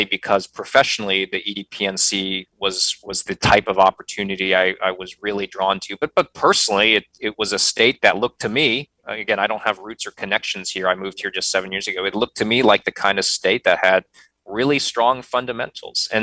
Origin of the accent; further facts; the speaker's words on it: Midwest, United States; moved away as an adult; now in North Carolina, United States; I come from the Midwest.